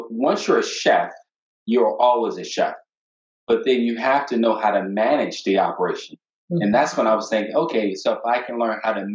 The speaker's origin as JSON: {"language": "English", "town": "Wilmington", "region": "Delaware", "country": "United States", "tie": "born or raised there", "also_born_or_lived": "Providence, Rhode Island / Atlanta, Georgia", "moved": "as an adult", "said": "I'm born and raised in Wilmington, Delaware"}